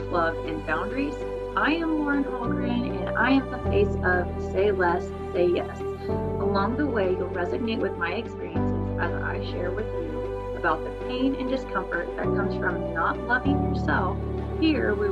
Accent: Reading / Osage City, Kansas, United States; In seventh grade, really, we moved from Reading to Osage, so it's like 15 miles away. Reading was a nice place in between Emporia and Osage

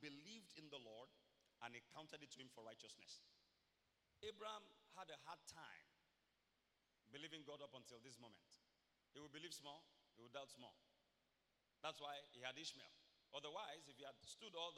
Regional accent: Ibaropa, Akoko, Ondo, Nigeria; I'm from Iboropa, Koko, Ondo State, Nigeria

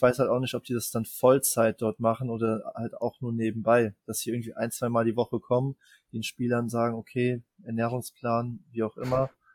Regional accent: Germany; bei uns in Deutschland

